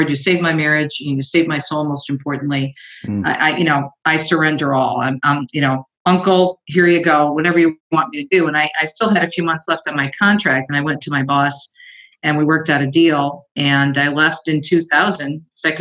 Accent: Detroit, Michigan, United States; here in my hometown of the Detroit area

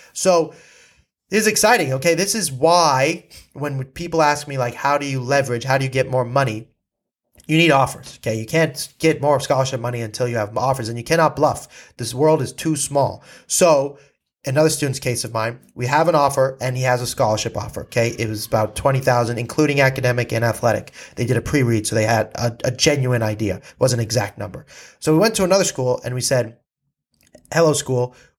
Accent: California, United States; I was from California

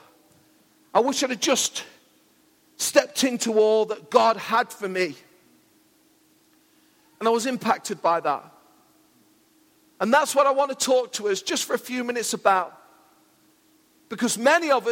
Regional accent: Mansfield, East Midlands, United Kingdom; I'm from Mansfield

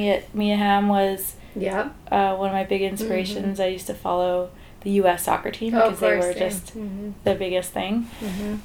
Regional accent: Calgary, Alberta, Canada; moved away as an adult; also born or lived in Vancouver / Whistler; I grew up in Calgary

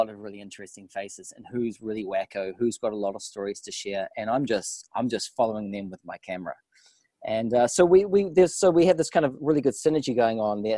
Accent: New Zealand; accent: New Zealand; moved away; also born or lived in Montreal, Canada / London; The accent comes from New Zealand

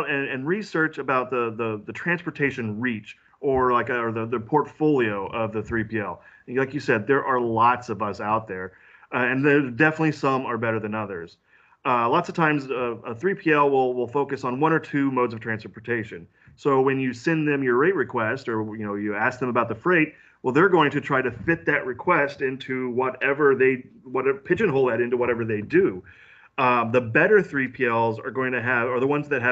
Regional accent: Central Illinois, United States; moved away as an adult; now in St. Louis, United States; I grew up in Central Illinois. I'm a farm boy that's decided to go live in the big city

